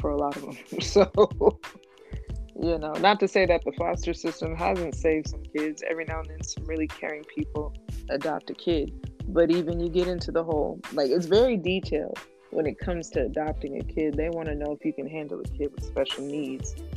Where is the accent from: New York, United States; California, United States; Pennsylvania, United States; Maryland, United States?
California, United States; Temecula; I grew up in Temecula around a lot of white people